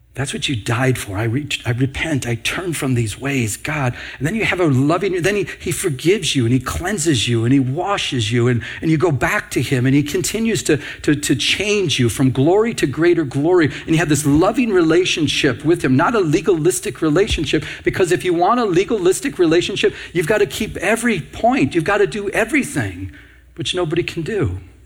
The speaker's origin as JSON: {"language": "English", "region": "Michigan", "country": "United States", "said": "I'm from Michigan"}